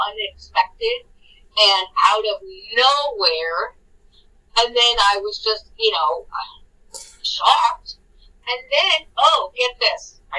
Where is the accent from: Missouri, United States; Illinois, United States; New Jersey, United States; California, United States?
California, United States; San Bernardino; growing up in San Bernardino, which is not a good city